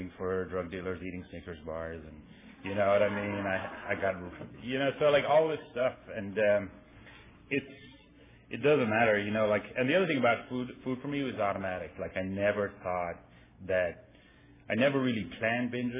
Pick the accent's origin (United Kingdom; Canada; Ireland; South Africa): Ireland; moved away; I grew up, I'm from Ireland, and I grew up there